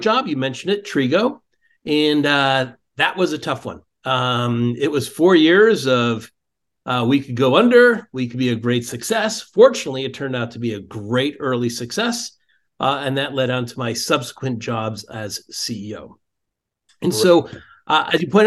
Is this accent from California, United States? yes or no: yes; Silicon Valley, California, United States; moved away; also born or lived in Boston; I grew up in Silicon Valley.